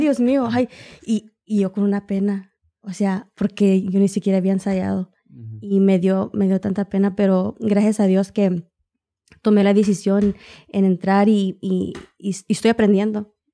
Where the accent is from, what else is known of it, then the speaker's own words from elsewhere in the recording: Oklahoma City, Oklahoma, United States; nací aquí en Oklahoma City, empecé a cantar pues desde muy chiquilla